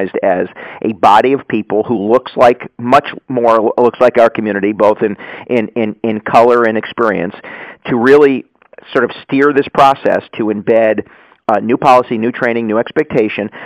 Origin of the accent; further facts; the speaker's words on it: Yonkers, New York, United States; I was originally from Yonkers